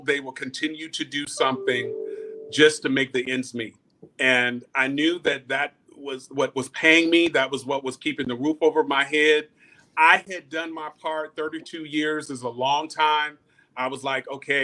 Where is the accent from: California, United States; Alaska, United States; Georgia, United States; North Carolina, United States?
North Carolina, United States; Greensboro; I'm from Greensboro, North Carolina